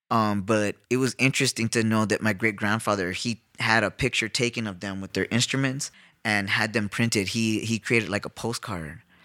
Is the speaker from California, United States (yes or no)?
yes; Los Angeles, California, United States; now in South Tucson, United States; I'm from East L A.